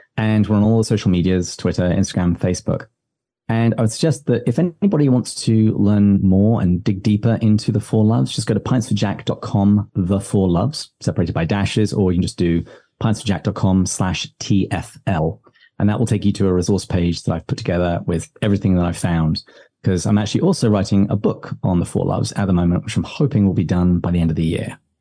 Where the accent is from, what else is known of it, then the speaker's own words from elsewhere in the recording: England, United Kingdom; now in United States; me being very English